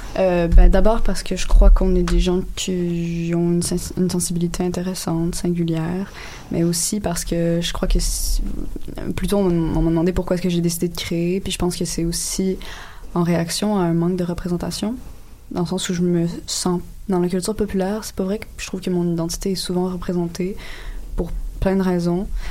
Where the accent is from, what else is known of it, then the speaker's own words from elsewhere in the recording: Quebec, Canada; je suis québécoise si je n'ai pas des ancêtres québécois